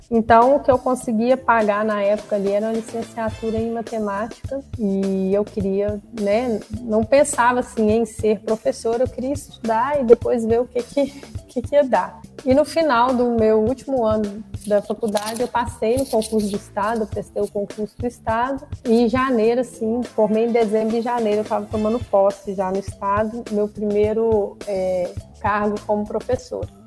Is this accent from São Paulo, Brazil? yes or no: no; Cláudio, Minas Gerais, Brazil; É, bom, Neto, eu sou natural de Cláudio, eu fui nascida, criada lá em Cláudio, moro lá até hoje, trabalho aqui em Arcos.